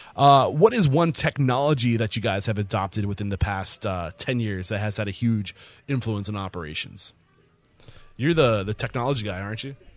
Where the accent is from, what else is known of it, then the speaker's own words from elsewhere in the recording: New Hampshire, United States; moved away as an adult; now in Austin, United States; I'm from New Hampshire